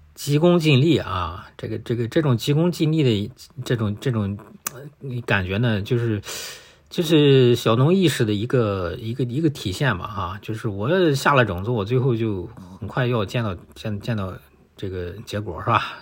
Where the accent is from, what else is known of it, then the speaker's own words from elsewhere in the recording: China; 我们中国人